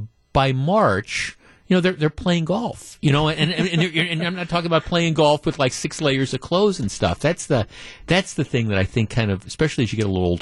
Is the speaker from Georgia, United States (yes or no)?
no; Wisconsin, United States; I'm from Wisconsin.